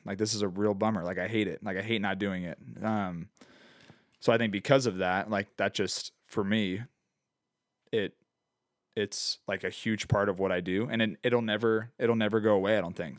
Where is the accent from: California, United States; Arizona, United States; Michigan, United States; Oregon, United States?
Arizona, United States; Phoenix; growing up in Phoenix